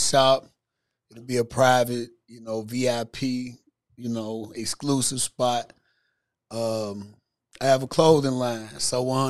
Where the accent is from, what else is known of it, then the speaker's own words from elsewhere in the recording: Cairo, Illinois, United States; moved away as an adult; now in Memphis, United States; I'm originally from Southern Illinois, man. I'm from Cairo, small town in Southern Illinois. That's why I grew up. Where most of my childhood was spent